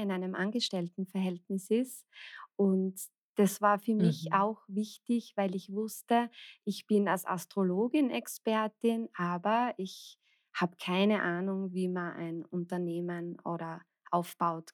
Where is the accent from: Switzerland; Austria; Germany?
Austria; ich komme aus Österreich